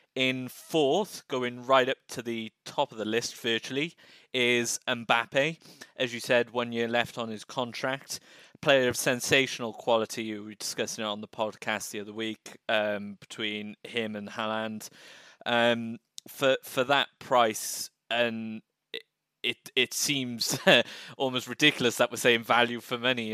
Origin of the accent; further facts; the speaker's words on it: United Kingdom; we as as British citizens